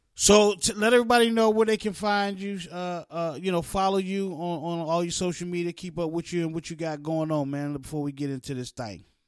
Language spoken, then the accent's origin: English; West Virginia, United States; also born or lived in East Orange, New Jersey / Newark, New Jersey; I grew up in West Virginia